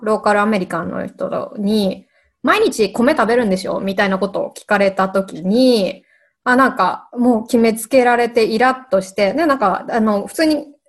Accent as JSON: {"language": "Japanese", "country": "Japan", "tie": "born or raised there", "moved": "yes", "said": "もう私が海外に住む前、まあ、日本に住んでいる子供の時"}